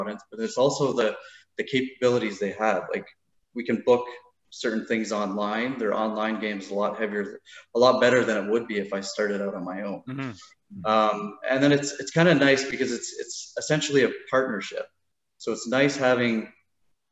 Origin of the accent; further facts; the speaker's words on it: Burlington, Ontario, Canada; I grew up in Burlington